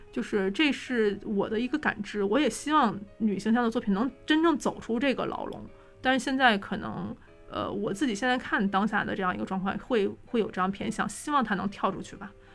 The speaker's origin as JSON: {"language": "Chinese", "region": "Northeast China", "country": "China", "said": "作为一个东北人"}